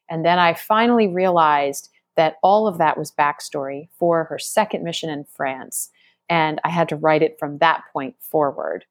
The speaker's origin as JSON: {"language": "English", "region": "Maryland", "country": "United States", "tie": "born or raised there", "said": "my home state of Maryland"}